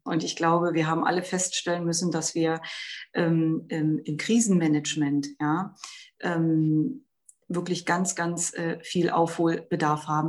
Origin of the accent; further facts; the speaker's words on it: Brandenburg, Germany; bei uns in Brandenburg